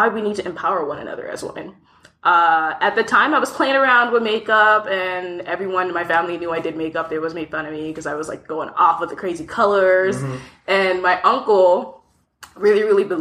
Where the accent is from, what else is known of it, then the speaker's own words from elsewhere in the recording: DMV area, DC, Maryland, United States; moved away as an adult; also born or lived in Lagos, Nigeria; now in Toronto, Canada; I grew up mostly in the DMV area, DC, Maryland to be specific